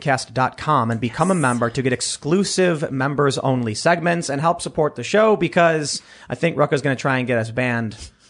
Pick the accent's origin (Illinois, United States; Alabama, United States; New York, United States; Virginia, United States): Illinois, United States; Chicago; I'm from Chicago.